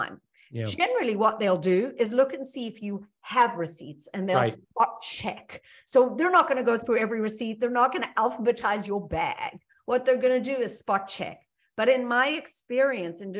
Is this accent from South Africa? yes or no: yes; South Africa; moved away as an adult; now in United States; I'm originally from South Africa. I came here with nothing but a bag of dirty clothes 25 years ago.